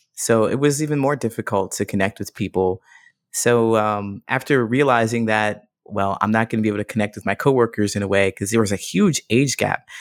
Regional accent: Ohio, United States; also born or lived in Modesto, California; now in Chicago, United States; I grew up in Ohio

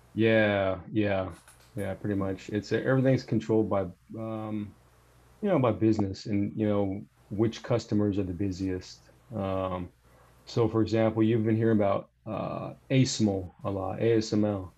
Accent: Bay Area, Northern California, United States; I'm from the Bay Area, so like I guess you could say Northern California.

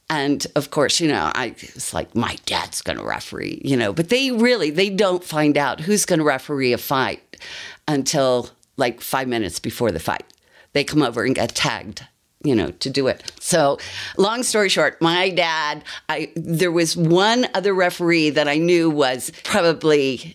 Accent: Miami, Florida, United States; now in Colorado, United States; I grew up in Miami.

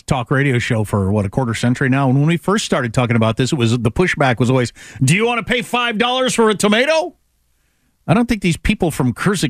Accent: California, United States; fellow Californians?

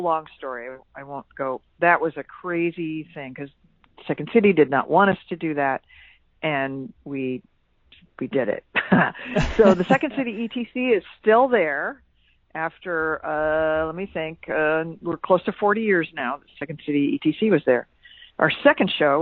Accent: Quincy, Illinois, United States; moved away as an adult; also born or lived in Chicago; I am a native of Quincy, Illinois

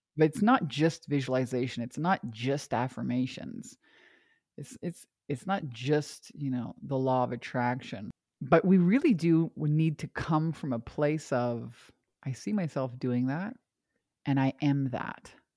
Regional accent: Canada; moved away as an adult; also born or lived in Hawaii; I'm from Canada originally

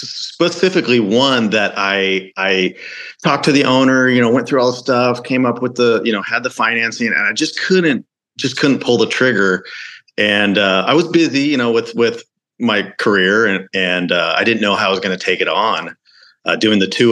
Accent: Oregon, United States; I'm originally from Oregon

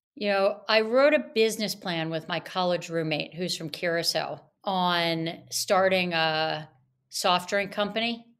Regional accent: Atlantic City, New Jersey, United States; I grew up in Atlantic City, New Jersey

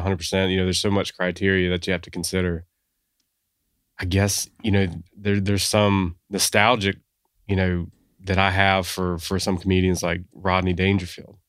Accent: Sumter, South Carolina, United States; I grew up in Sumter

